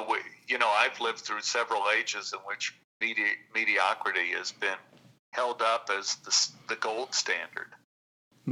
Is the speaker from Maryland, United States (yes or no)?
no; Texas, United States; we grew up in Texas